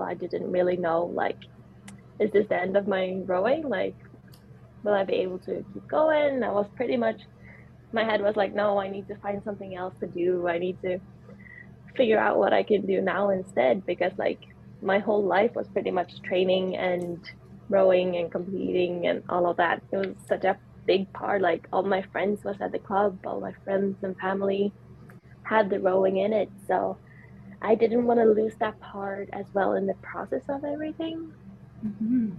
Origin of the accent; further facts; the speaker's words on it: Sweden; I'm from Sweden